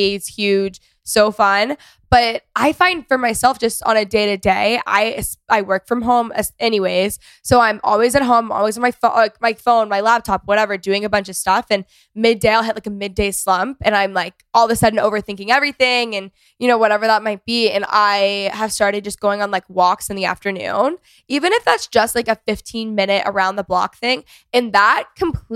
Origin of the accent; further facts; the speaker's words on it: North Texas, United States; also born or lived in Los Angeles; I grew up in North Texas